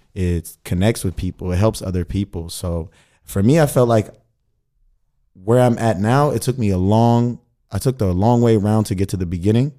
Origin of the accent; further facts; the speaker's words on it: Sacramento, California, United States; moved away as an adult; also born or lived in Mississippi; now in Berlin, Germany; I'm from Sacramento, California, the capital